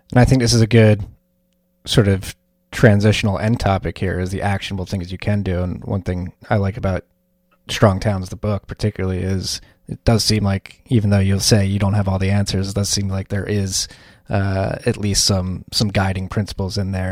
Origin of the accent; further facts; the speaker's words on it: Philadelphia, Pennsylvania, United States; as a Philadelphian